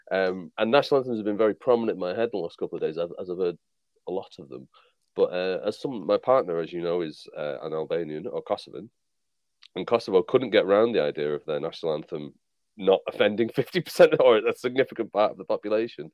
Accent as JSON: {"language": "English", "country": "Ireland", "said": "as an Irish person"}